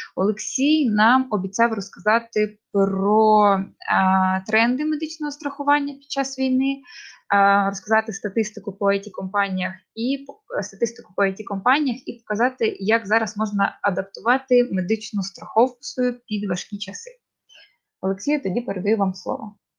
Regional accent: Kharkiv, Kharkiv Oblast, Ukraine; ми з Харкова

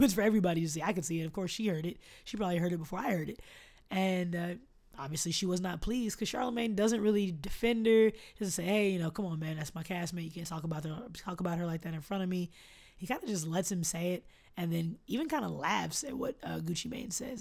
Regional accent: Austin, Texas, United States; my hometown

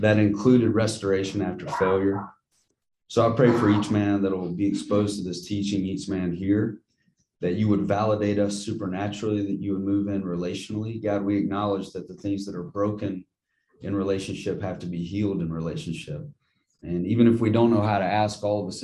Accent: Jackson, Mississippi, United States; growing up in Northeast Jackson

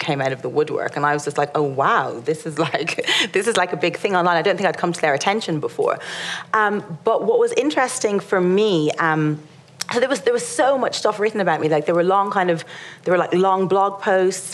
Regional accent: Ireland; being Irish and not being white

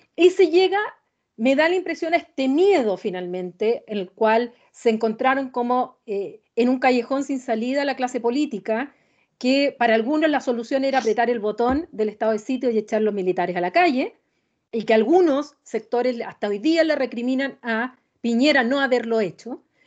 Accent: Chile

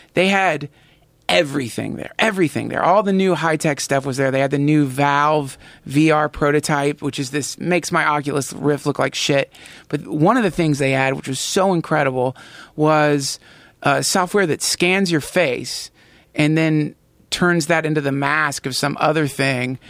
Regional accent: North Carolina, United States; I grew up in North Carolina.

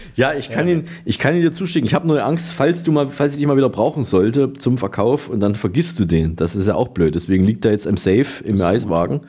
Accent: Berlin, Germany; Bei uns in Berlin

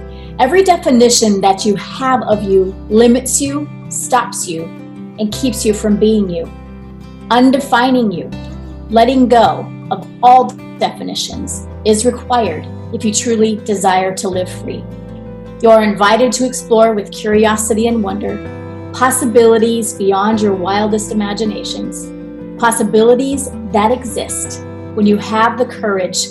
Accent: Iowa, United States; I grew up in Iowa, like farm girl

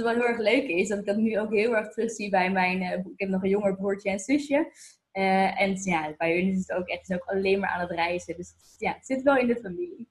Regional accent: Voorhout, South Holland, Netherlands; moved away as an adult; also born or lived in Amsterdam; now in Lisbon, Portugal; ik ben, eh, geboren in Amsterdam, maar ik ben opgegroeid, eh, in Voorhout, het kleine dorp in de buurt van Leiden en Noordwijk.

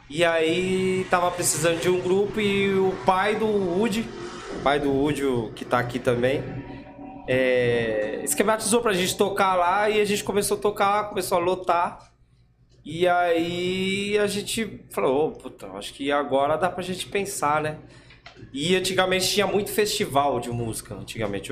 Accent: São Paulo, Brazil; Somos do Butantã aqui mesmo. Daqui Butantã.

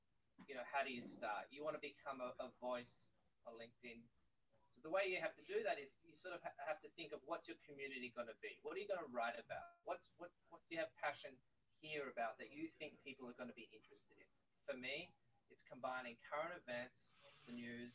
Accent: Australia; moved away as an adult; now in Israel; I'm from Australia, met Aliyah in 2004, been living here since

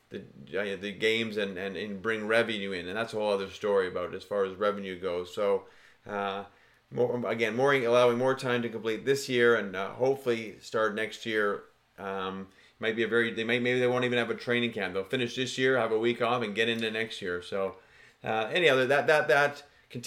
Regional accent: Canada; being Canadian

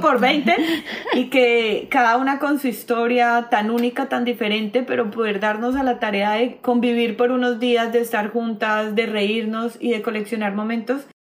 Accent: Cali, Valle del Cauca, Colombia; creadora de Tribu Femenina de Cali, Colombia

